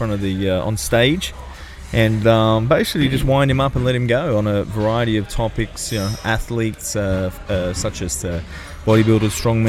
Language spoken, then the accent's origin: English; Sydney, New South Wales, Australia; it's in my hometown. I think Redfern.